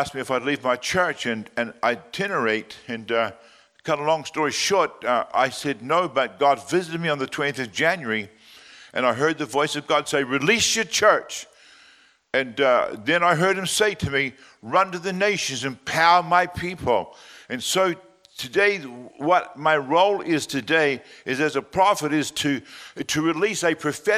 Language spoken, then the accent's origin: English; Australia; me being an Australian